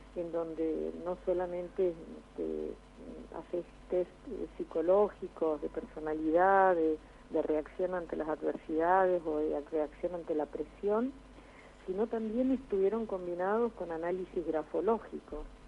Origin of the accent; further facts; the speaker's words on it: Argentina; retornar hacia la sociedad y hacia mi país